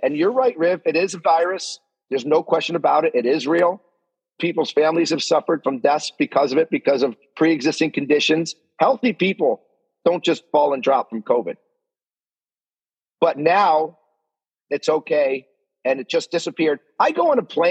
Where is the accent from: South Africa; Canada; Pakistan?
Canada; as a Canadian